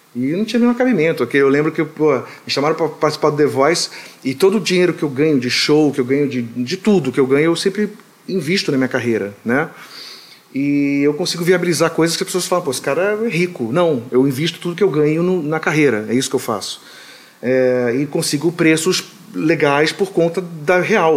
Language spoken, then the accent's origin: Portuguese; Rio de Janeiro, Brazil; now in United States; me sinto carioca, completamente carioca da Tijuca